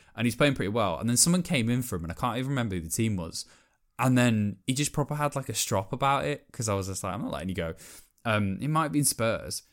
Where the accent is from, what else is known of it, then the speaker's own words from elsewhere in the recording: Welsh, Wales, United Kingdom; I'm Welsh